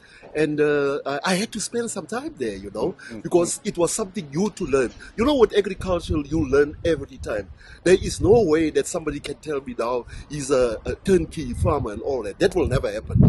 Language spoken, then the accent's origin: English; Johannesburg, Gauteng, South Africa; also born or lived in Western Native Township; I was born in Sophia Town.